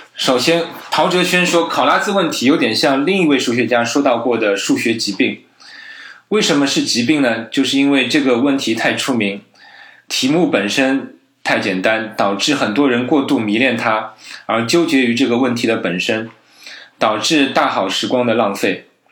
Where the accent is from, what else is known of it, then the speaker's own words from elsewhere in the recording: China; 我们中国人